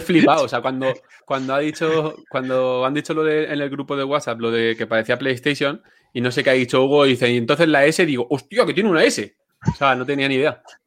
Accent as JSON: {"language": "Spanish", "town": "Villena", "region": "Valencian Community", "country": "Spain", "said": "yo soy de Villena, un pueblecito, bueno, pueblecito, ciudad pequeña de Alicante"}